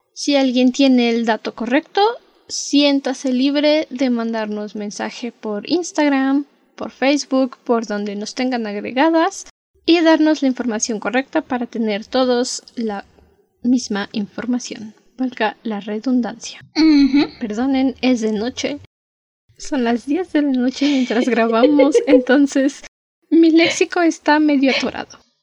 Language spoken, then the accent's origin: Spanish; Mexico; also born or lived in Mexico City; somos mexicanos